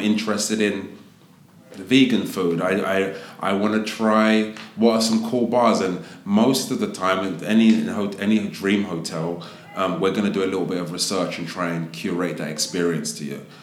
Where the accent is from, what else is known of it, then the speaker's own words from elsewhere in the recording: London, United Kingdom; moved away as an adult; also born or lived in Las Vegas / New York / Miami / Los Angeles; now in United States; I'm from Southeast um, London. Um, proud to be a Londoner, but I've been in America now for about 15 years